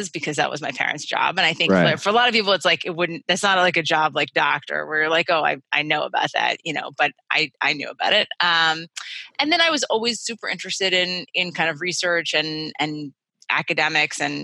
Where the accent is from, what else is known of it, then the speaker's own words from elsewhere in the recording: Connecticut, United States; I grew up in Connecticut.